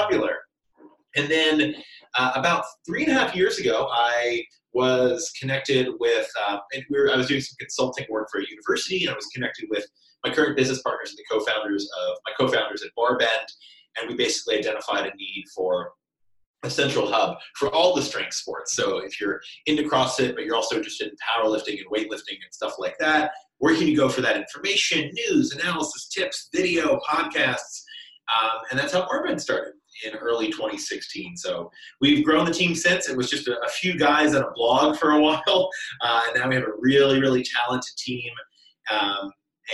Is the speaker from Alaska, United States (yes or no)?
no; central Kentucky, United States; moved away as an adult; also born or lived in Boston area; I was born and raised in Kentucky, central Kentucky, very rural area